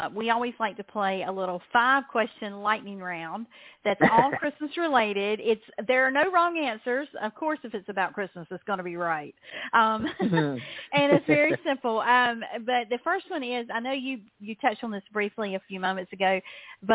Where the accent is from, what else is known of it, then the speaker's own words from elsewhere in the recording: the South, United States; as a Southerner